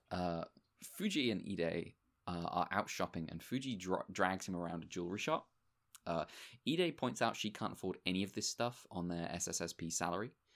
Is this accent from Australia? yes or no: no; United Kingdom; being British